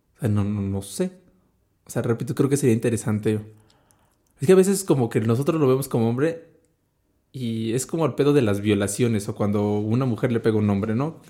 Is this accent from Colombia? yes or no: no; Mexico; como mexicano